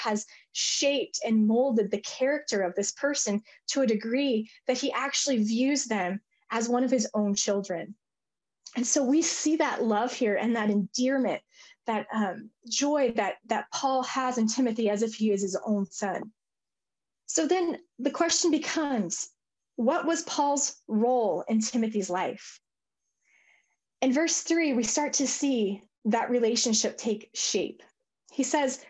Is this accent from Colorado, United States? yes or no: yes; Colorado, United States; I'm from Colorado